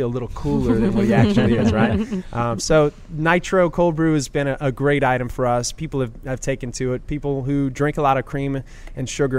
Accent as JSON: {"language": "English", "town": "Metairie", "region": "Louisiana", "country": "United States", "tie": "born or raised there", "also_born_or_lived": "St. John Parish", "lives_now": "New Orleans, United States", "said": "I'm born and raised in Metairie"}